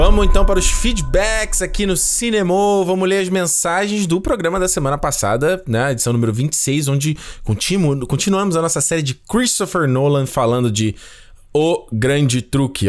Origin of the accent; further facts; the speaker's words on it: São Luís, Maranhão, Brazil; now in São Paulo, Brazil; sou de São Luís do Maranhão mas moro aqui em São Paulo